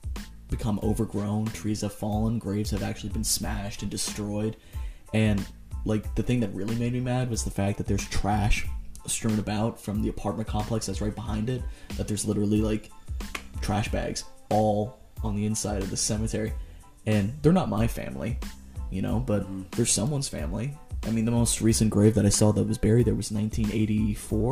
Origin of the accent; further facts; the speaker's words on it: Allentown, Pennsylvania, United States; now in Wilmington, United States; I grew up in Allentown, Pennsylvania